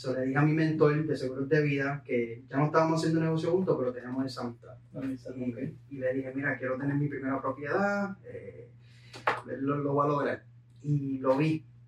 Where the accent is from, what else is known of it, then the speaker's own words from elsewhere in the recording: Puerto Rico; moved away; yo vengo de Puerto Rico, eh, mi madre pues falleció a los 11 años, yo tenía 11